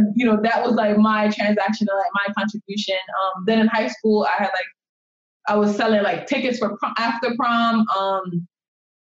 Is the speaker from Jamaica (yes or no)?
yes; Jamaica; moved away; So I'm an immigrant. I was born and raised in Jamaica, and growing up in Jamaica